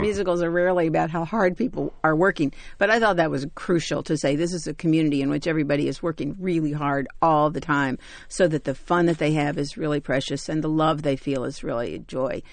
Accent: Kentucky, United States; I grew up in Kentucky, but not as a black girl

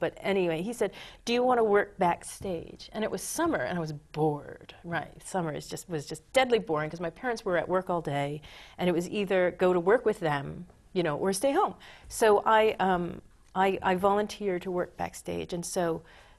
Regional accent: Dover, Delaware, United States; now in Brooklyn, United States; I grew up in Dover, Delaware. It's a very small town.

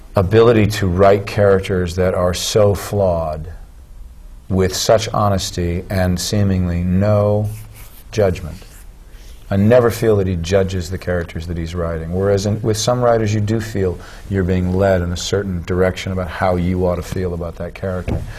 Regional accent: Southern California, United States; moved away; I grew up in Southern California when there was a lot of money in the arts in schools

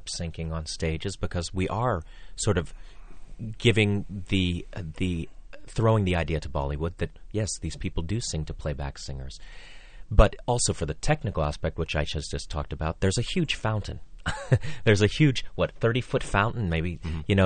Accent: Pittsburgh, Pennsylvania, United States; now in New York, United States; I grew up in Pittsburgh

